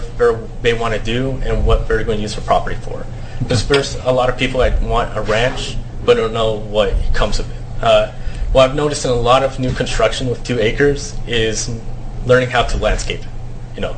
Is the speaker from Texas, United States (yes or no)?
yes; Fort Worth, Texas, United States; I'm originally from Fort Worth, Texas. My family's from Chihuahua, Mexico.